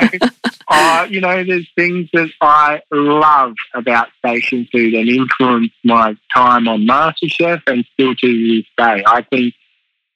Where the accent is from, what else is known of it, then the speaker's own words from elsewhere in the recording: Katherine, Northern Territory, Australia; now in Melbourne, Australia; growing up in the Territory and moving to Melbourne